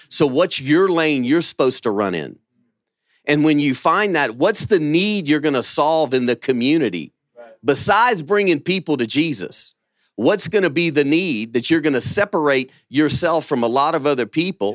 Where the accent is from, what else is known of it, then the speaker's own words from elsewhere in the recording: Louisiana, United States; now in Birmingham, Alabama, United States; I'm from Louisiana